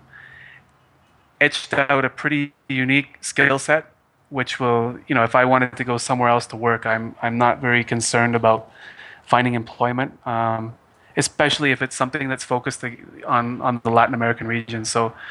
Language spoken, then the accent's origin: English; Canada; moved away as an adult; now in Ecuador; as a Canadian